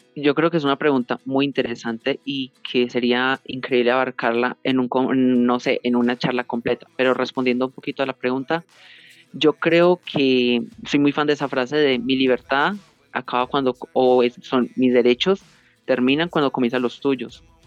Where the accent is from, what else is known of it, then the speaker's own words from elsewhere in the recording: Colombia; also born or lived in Pereira, Risaralda; yo soy de Colombia, eh, vivo en la ciudad de Pereira, en el departamento de Risaralda